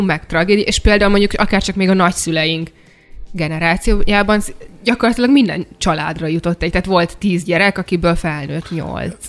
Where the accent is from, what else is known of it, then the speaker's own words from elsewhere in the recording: Hungary; én is vidéken nőttem fel kertesárba